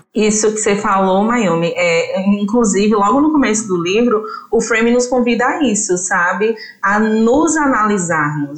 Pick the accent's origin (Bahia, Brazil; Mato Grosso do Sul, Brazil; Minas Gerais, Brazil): Bahia, Brazil; Tanquinho; also born or lived in Feira de Santana; estou gravando com vocês de Feira de Santana, mas eu sou de Tanquinho, né? É uma cidade que é do interior do interior do interior da Bahia